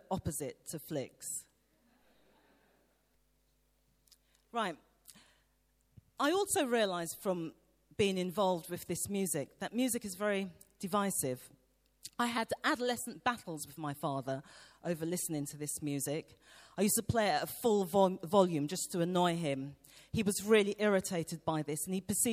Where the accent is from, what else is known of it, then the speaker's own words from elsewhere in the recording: London, United Kingdom; I grew up in East London in the 1970s.